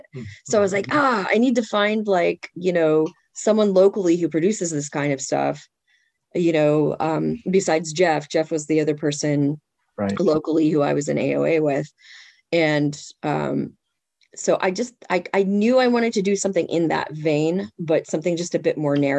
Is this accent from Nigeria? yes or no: no; Zimbabwe; now in United States; I grew up in Zimbabwe